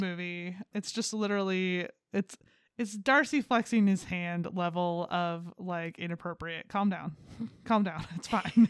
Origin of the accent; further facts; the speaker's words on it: United States; I'm an American.